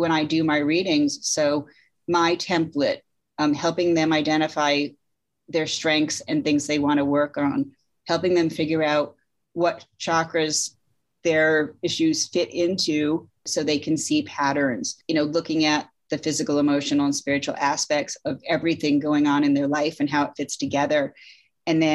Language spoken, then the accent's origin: English; Connecticut, United States; I grew up in Connecticut.